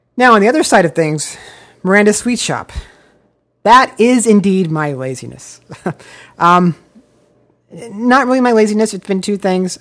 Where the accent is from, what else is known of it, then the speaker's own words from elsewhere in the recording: Omaha, Nebraska, United States; now in Los Angeles, United States; I grew up in the biggest city in Nebraska